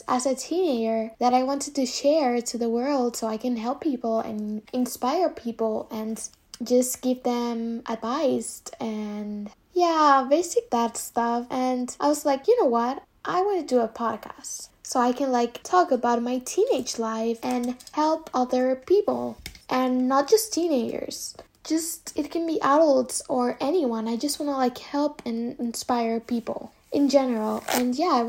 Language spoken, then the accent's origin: English; Dominican Republic; moved away as an adult; now in Spain; I'm from Dominican Republic, which is an island in the middle of the Caribbean.